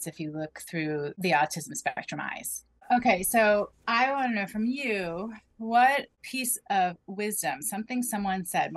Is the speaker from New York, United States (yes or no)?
yes; Rockland County, New York, United States; moved away; I grew up in Rockland County, which is a half hour northwest of Manhattan